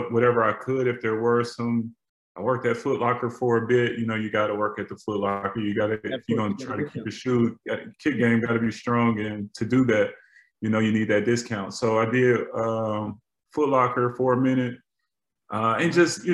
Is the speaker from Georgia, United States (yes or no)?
yes; Atlanta, Georgia, United States; growing up in Atlanta